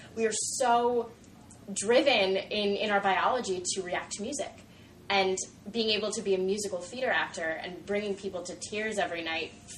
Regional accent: New York, United States; moved away; I'm from New York

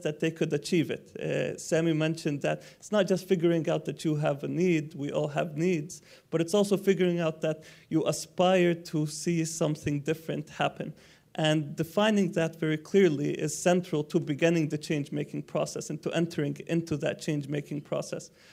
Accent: Palestine; I'm from Palestine

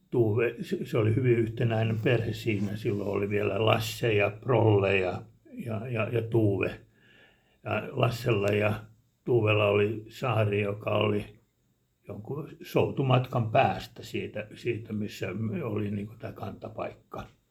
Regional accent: Helsinki, Uusimaa, Finland; now in Hanko, Finland; mä olen alun perin helsinkiläinen

